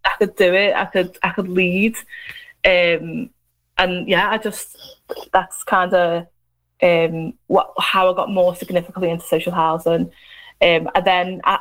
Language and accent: English; Liverpool, North West England, United Kingdom; I'm from Liverpool, as you can tell